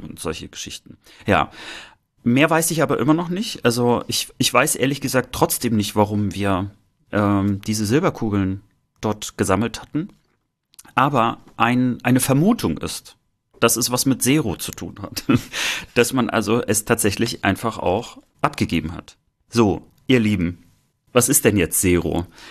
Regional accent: East Germany, Germany; mit uns sozusagen aufgewachsen sind im Osten

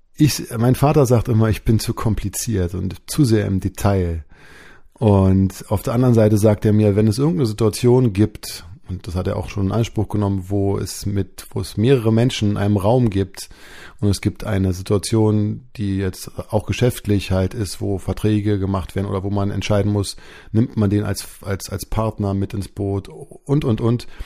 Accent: Berlin, Germany; bin geboren in Berlin. Damals war das noch West-Berlin.

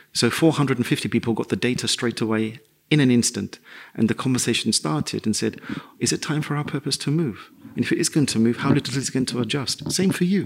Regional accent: London, United Kingdom; moved away as an adult; also born or lived in Madrid; I grew up in the East End of London.

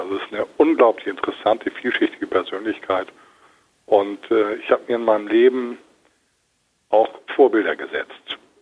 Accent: Hamburg, Germany; Ich bin ja Hamburger Jungen

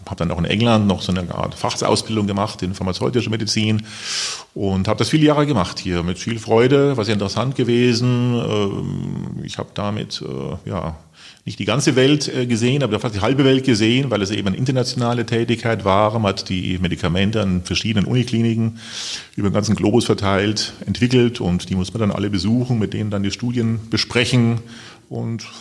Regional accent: Regensburg, Bavaria, Germany; also born or lived in Munich; now in Wiesbaden, Germany; Ja, ich stamme aus Regensburg, mhm. also Bayern, äh, bin dort aufgewachsen und dort die ersten Semester studiert und dann nach München gewechselt.

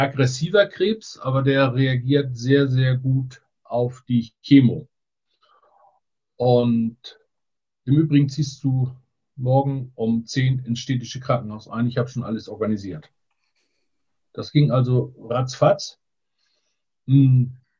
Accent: Borgdorf-Seedorf, Schleswig-Holstein, Germany; also born or lived in Neumünster; also her komme ich aus der Mitte von Schleswig-Holstein, Borgdorf-Seedorf

